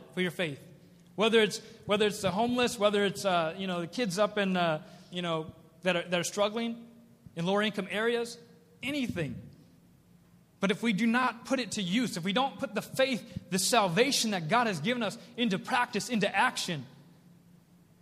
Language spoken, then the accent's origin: English; Minnesota, United States; also born or lived in South Korea; I was adopted by a family in Minnesota